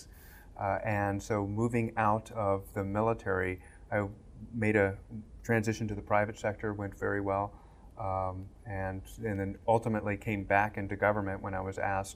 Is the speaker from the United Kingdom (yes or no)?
no; Southern California, United States; I grew up in Southern California